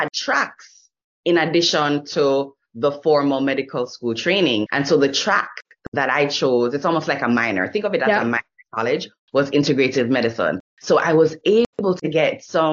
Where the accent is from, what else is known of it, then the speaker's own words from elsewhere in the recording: Jamaica; moved away as an adult; I grew up in Jamaica